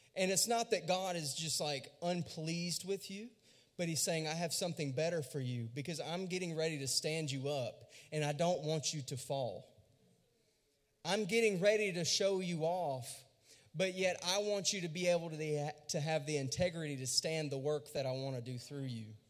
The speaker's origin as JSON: {"language": "English", "region": "Louisiana", "country": "United States", "tie": "born or raised there", "said": "I was born and raised in Louisiana, and I went to a really small school."}